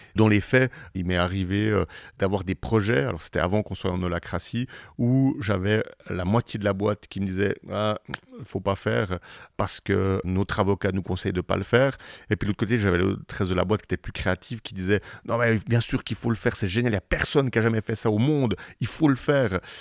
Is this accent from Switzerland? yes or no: yes; Switzerland; on est en Suisse parce qu'on est Suisse